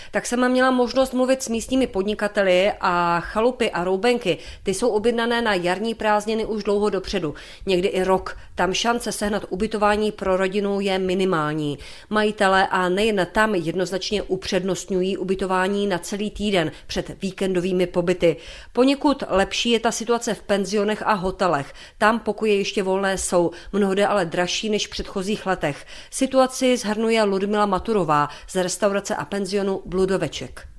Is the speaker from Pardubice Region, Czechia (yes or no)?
no; Hostýn Hills, Zlín Region, Czechia; u nás v Hostinských vrších